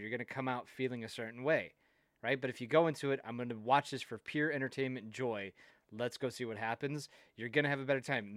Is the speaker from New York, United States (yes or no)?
no; Wisconsin, United States; I'm from Wisconsin